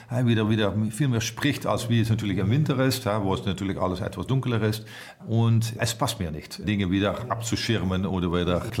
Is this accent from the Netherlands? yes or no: yes; Netherlands; German is a second language; ich bin Holländer, ich bin ziemlich offen.